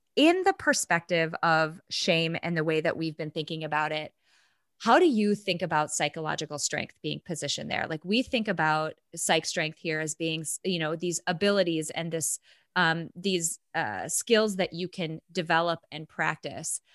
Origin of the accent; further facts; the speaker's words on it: North Dakota, United States; moved away; also born or lived in Nebraska; I'm from North Dakota